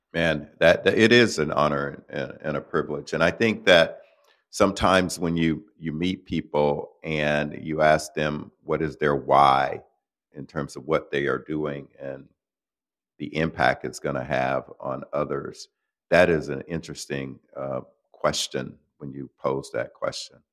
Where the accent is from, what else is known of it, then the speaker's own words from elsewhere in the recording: Florida, United States; I'm from Florida, started there